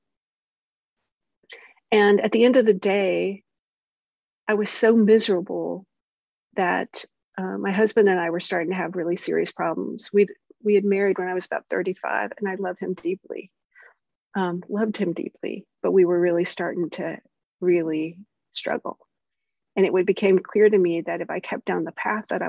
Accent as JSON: {"language": "English", "region": "the South", "country": "United States", "said": "I'm from the South"}